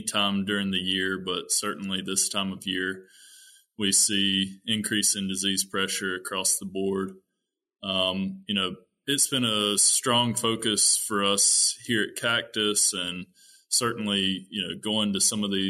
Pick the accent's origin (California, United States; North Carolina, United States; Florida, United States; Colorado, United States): North Carolina, United States; moved away as an adult; also born or lived in Minnesota; I am originally from North Carolina